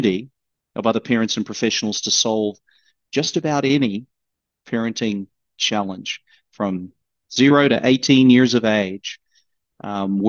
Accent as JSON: {"language": "English", "country": "New Zealand", "tie": "born or raised there", "moved": "as an adult", "lives_now": "United States", "said": "born and raised in New Zealand and came to the States when I was 22"}